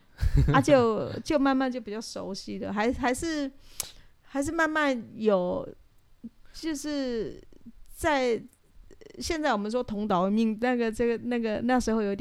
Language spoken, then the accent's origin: Chinese; Taiwan; 就说我是台湾人。